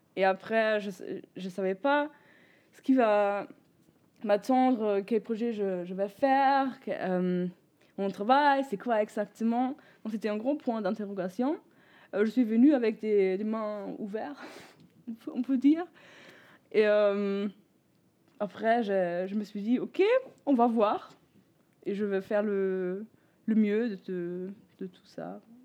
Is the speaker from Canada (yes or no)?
no; Bremen, Germany; French is a second language; moved away as an adult; also born or lived in L'Aigle, France; now in southern Germany; je suis d'origine de Bremen, donc nord d'Allemagne